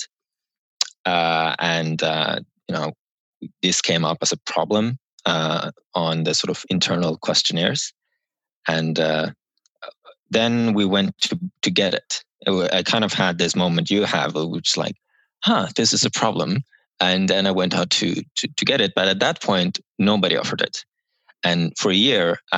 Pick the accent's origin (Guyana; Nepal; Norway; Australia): Norway; now in San Francisco, United States; I'm from Norway and I worked in Norway as a policy advisor for the government